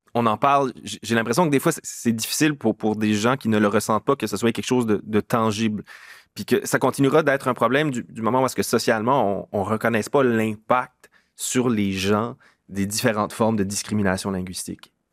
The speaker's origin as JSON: {"language": "French", "town": "Moncton", "region": "New Brunswick", "country": "Canada", "tie": "born or raised there", "said": "je suis originaire de Moncton, je suis originaire du Sud-Est"}